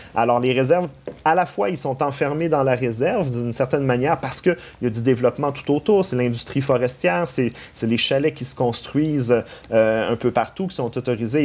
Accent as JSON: {"language": "French", "region": "Quebec", "country": "Canada", "said": "nous-mêmes en tant que Québécois"}